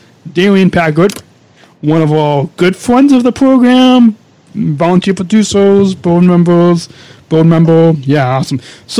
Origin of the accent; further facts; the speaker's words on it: Long Beach, California, United States; They live in Long Beach, which is where I was born. I was born in Long Beach, where they live. I was born in Long Beach, California.